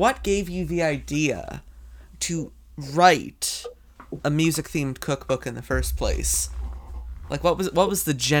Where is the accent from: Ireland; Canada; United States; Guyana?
Canada; I'm Canadian. There's a lot of French here.